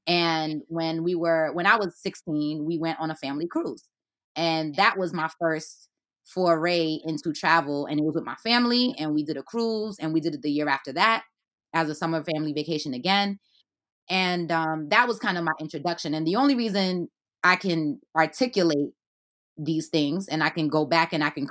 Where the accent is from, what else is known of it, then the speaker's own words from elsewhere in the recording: New York City, New York, United States; also born or lived in Haiti / Flatbush, Brooklyn; I was born in Haiti and I was raised in Brooklyn